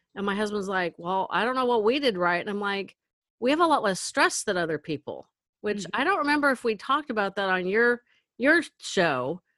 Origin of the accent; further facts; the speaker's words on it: Northern California, United States; I'm from Northern California